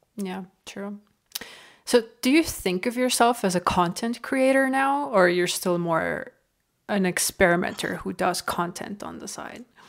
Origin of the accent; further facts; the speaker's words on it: Estonia; now in Canada; I'm from Estonia, right, and we have one point three million people